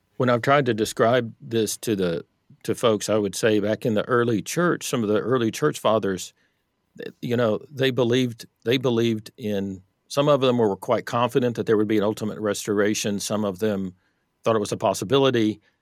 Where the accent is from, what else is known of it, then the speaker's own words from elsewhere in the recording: Texas, United States; I grew up in Texas in the, in the Bible Belt